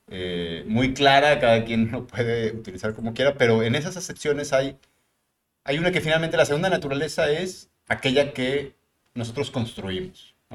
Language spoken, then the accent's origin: Spanish; Mexico City, Mexico; now in Monterrey, Mexico; soy migrante, es decir, yo nací en la Ciudad de México, llego a Monterrey hace 28 años, 29 años.